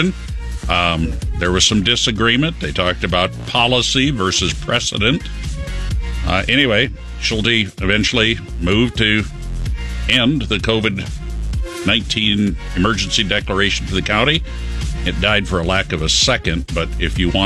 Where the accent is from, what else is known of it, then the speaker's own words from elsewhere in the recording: Minnesota, United States; moved away; growing up in Minnesota